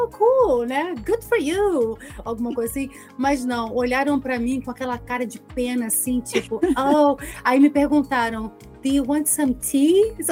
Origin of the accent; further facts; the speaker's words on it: Brazil; porque a gente, como brasileiro, a gente se amontou aí.